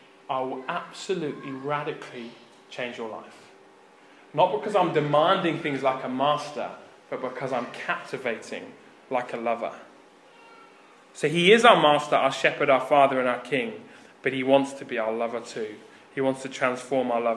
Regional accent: Birmingham, West Midlands, United Kingdom; I grew up in Birmingham in the UK.

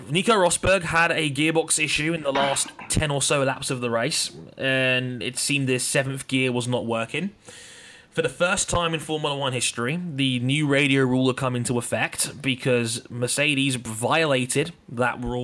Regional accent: United Kingdom; I'm British

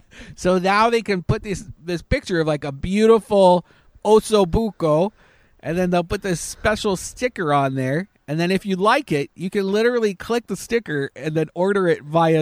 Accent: Canada; I was thinking maybe it was because I'm Canadian.

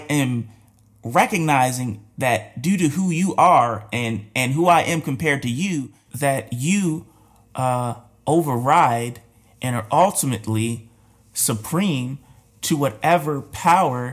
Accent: United States; we're American

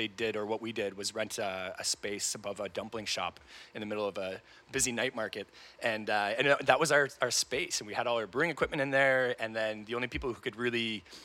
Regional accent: Brampton, Ontario, Canada; moved away as an adult; also born or lived in Taiwan; now in Kingston, Canada; I grew up in Brampton, but, you know, I didn't have a home in Canada at that point

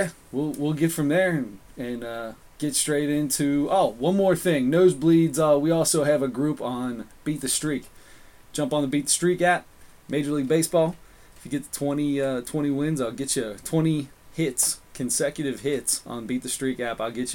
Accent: Cincinnati, Ohio, United States; We are from Cincinnati

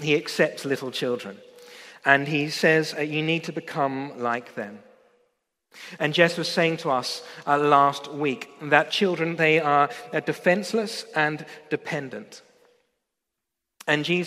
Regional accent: Australia; moved away as an adult; I come from Australia

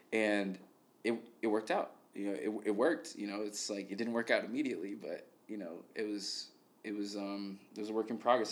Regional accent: Chicago, Illinois, United States; born and raised. This is my this is my home

